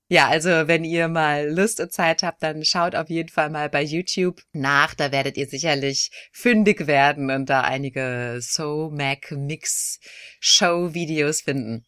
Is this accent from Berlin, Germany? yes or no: no; Dortmund, North Rhine-Westphalia, Germany; moved away as an adult; now in South Korea; in Dortmund, wo ich herkomme